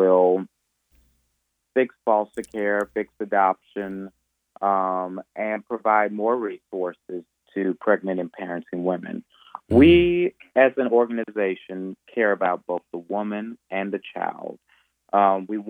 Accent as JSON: {"language": "English", "town": "McComb", "region": "Mississippi", "country": "United States", "tie": "born or raised there", "also_born_or_lived": "New Orleans, Louisiana", "said": "I was born in New Orleans, Louisiana, but from the time I was 6 years old, I grew up in Macomb, Mississippi, graduated from Macomb High School, graduated from Mississippi College"}